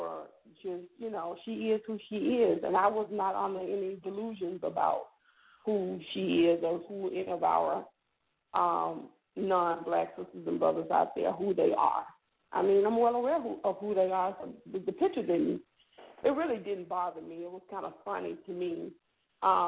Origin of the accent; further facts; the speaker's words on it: Selma, Alabama, United States; I come from Selma